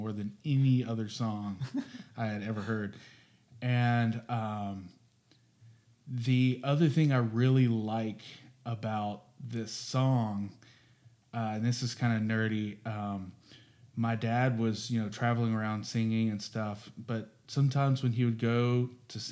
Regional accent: Jackson, Mississippi, United States; in Jackson, Mississippi, growing up. I'm from Mississippi.

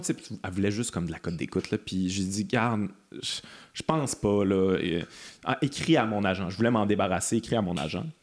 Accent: Quebec, Canada; je suis québécois

